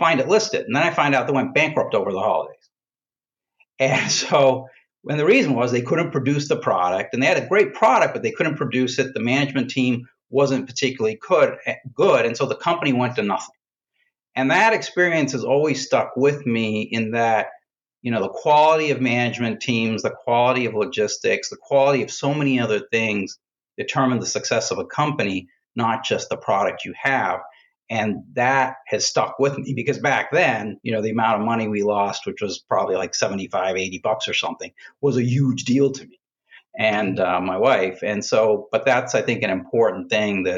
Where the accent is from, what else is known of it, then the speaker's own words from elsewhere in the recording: Boston, Massachusetts, United States; moved away; I grew up in Boston, in and around Boston